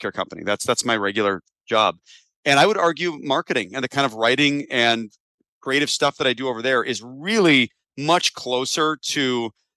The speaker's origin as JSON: {"language": "English", "town": "Chicago", "region": "Illinois", "country": "United States", "said": "I'm from Chicago, and I stayed here. Went to school at Northwestern"}